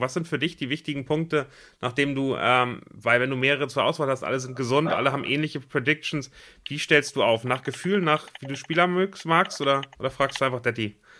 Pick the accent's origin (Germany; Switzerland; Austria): Germany; für uns als Deutsche